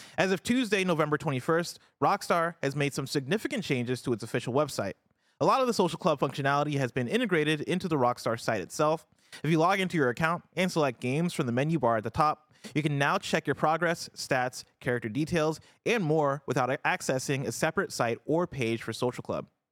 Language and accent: English; Champaign, Illinois, United States; now in San Francisco, United States; I grew up in Champaign, Illinois